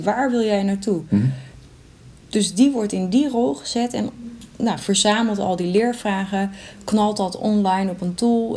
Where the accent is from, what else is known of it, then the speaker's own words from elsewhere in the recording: Sneek, Friesland, Netherlands; Ik kom uit Sneek